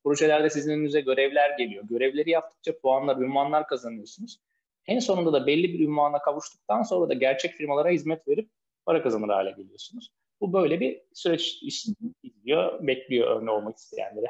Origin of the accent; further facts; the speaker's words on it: Tekirdağ, Turkey; now in Istanbul, Turkey; Üsk, İstanbul'da oturuyorum. Tekirdağlıyım